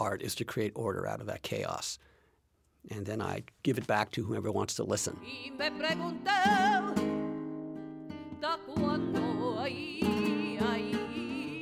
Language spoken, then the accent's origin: English; United States; also born or lived in Seville, Spain; having been born here in the United States